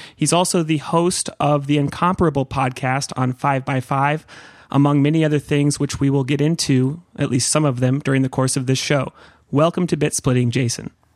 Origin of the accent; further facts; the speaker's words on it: Santa Cruz, California, United States; I grew up in Santa Cruz